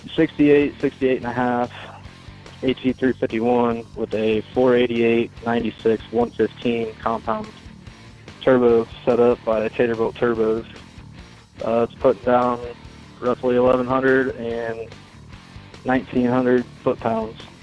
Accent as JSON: {"language": "English", "town": "Severance", "region": "Colorado", "country": "United States", "said": "I'm from Severance, Colorado"}